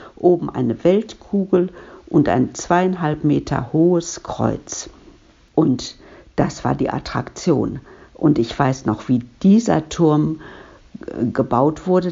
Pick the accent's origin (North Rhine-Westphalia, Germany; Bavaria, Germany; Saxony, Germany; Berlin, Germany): North Rhine-Westphalia, Germany; Duisburg; Ich bin in Ungelsheim geboren, aber eigentlich hieß das ja damals noch nicht Ungelsheim